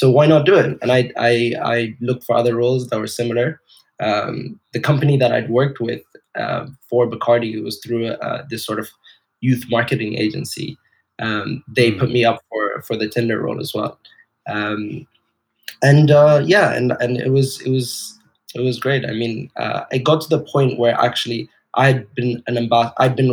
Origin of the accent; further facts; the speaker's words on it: Dubai, United Arab Emirates; moved away as an adult; also born or lived in Edinburgh; I grew up in Dubai, and Dubai is a melting pot of cultures